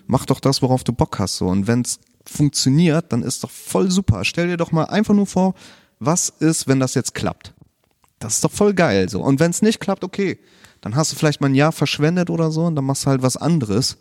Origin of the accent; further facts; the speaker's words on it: Bremen, Germany; also born or lived in Chile; ich bin tatsächlich nur dort geboren, aber sonst eigentlich immer hier in Bremen gewesen, aufgewachsen, viel im Bremen-Ostteil